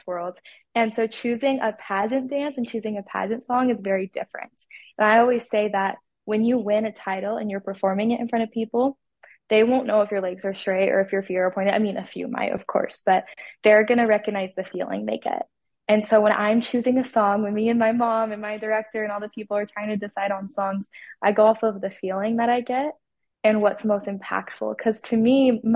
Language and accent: English; Salem, Utah, United States; I am from Salem, Utah.